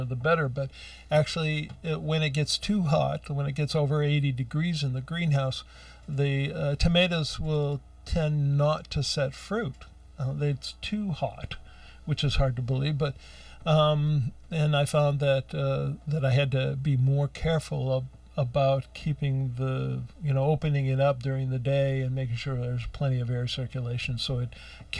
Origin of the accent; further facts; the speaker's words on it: Ohio, United States; moved away; I grew up out in Ohio